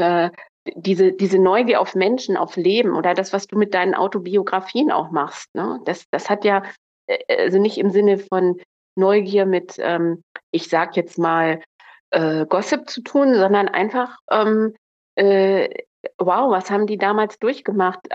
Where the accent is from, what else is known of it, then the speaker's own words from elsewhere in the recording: Northern Germany, Germany; also born or lived in Munich; als Norddeutsche nach Bayern